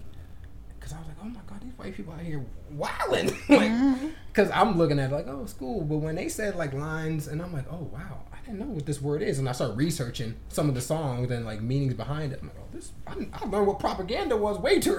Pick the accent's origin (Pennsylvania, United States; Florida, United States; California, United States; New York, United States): New York, United States; I'm from New York